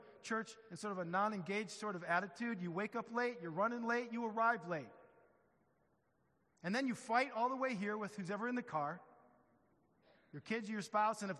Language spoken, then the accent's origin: English; Midwest, United States; I'm from the Midwest